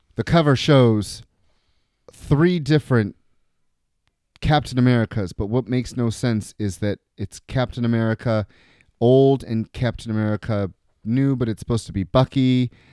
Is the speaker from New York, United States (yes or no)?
yes; New York, United States; I'm from New York